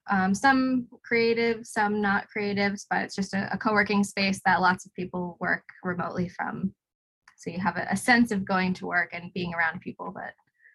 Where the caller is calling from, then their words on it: Hobart, Tasmania, Australia; I'm talking to you from Nipaluna in Hobart.